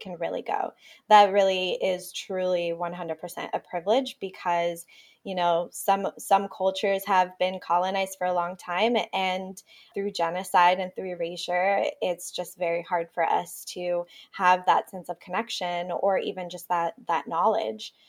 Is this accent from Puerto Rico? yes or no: yes; Puerto Rico; first language Spanish; English is a second language; moved away; also born or lived in Ithaca, New York; they moved back to Puerto Rico to raise me and my sister.